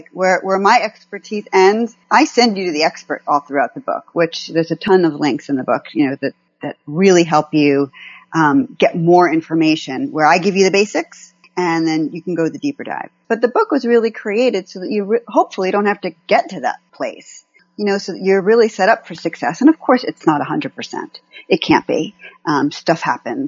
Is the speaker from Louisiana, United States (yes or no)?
no; California, United States; I'm from California